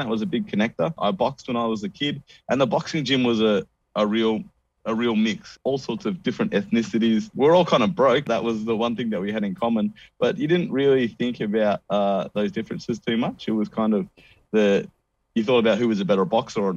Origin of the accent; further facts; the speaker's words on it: Perth, Western Australia, Australia; A suburb that I grew up in Perth